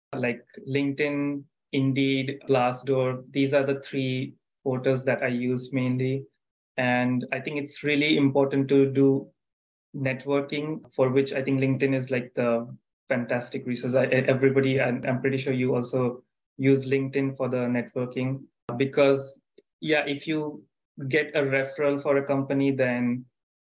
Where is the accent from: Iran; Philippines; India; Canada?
India; moved away as an adult; now in United States; I am originally from India